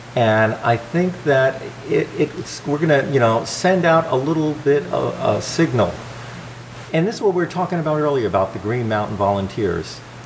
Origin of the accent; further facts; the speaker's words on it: New Jersey, United States; also born or lived in Springfield, Vermont; now in Vermont, United States; I grew up in New Jersey